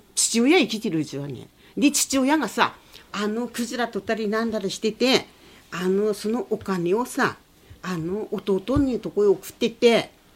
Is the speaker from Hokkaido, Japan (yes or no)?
no; Yokohama, Aomori, Japan; also born or lived in Iturup (Etorofu) Island / Kushiro; 横浜町でも一緒に暮らした人がいるんだけどもあのエドルフ